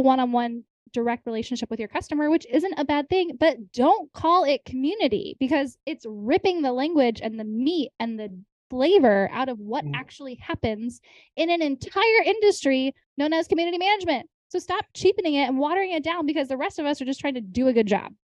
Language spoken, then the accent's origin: English; United States; I grew up in Amish country